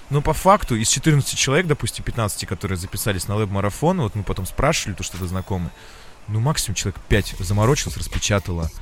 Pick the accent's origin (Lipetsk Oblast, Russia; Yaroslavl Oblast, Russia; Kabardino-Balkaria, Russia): Yaroslavl Oblast, Russia; Yaroslavl; moved away; мы в Ярославль приехали с Ильёй в родной город